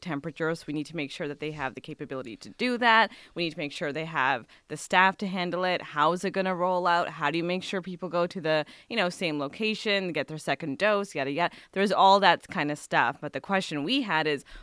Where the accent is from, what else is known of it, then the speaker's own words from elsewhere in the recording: Ontario, Canada; now in British Columbia, Canada; we're both from Ontario